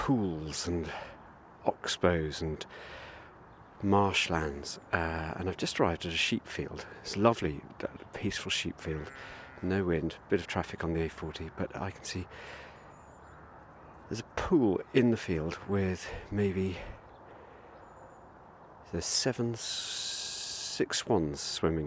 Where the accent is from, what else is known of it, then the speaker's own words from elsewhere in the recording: Abergavenny, Wales, United Kingdom; my hometown of Abergavenny